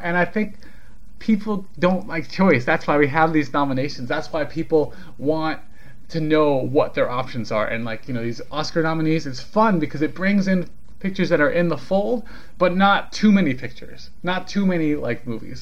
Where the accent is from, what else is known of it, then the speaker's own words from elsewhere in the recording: California, United States; I'm from California. Like, that's where I'm from.